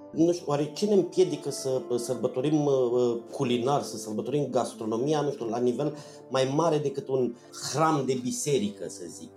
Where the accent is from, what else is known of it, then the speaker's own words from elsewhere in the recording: Focșani, Vrancea County, Romania; now in Bucharest, Romania; la Focșani, spre exemplu, de unde sunt eu